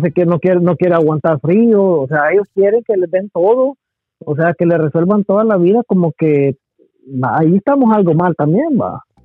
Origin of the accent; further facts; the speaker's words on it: Guatemala; now in United States; como Chapín